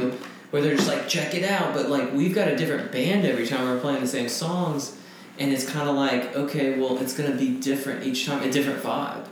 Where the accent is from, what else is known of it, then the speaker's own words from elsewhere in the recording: Franklin, Tennessee, United States; I grew up in Franklin, Tennessee, outside of Nashville